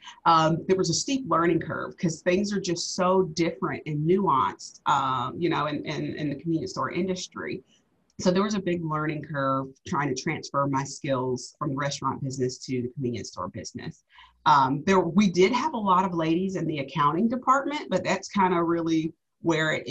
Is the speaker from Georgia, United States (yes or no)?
yes; Georgia, United States; moved away as an adult; also born or lived in Tampa, Florida; I'm actually from the Georgia area